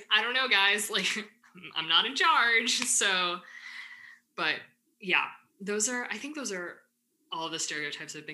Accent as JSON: {"language": "English", "town": "Ann Arbor", "region": "Michigan", "country": "United States", "said": "I think especially because I come from Ann Arbor and i am very loud and proud about the fact that I'm from Ann Arbor."}